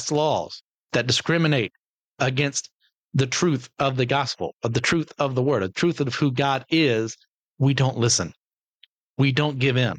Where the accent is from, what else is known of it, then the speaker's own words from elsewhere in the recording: United States; I am American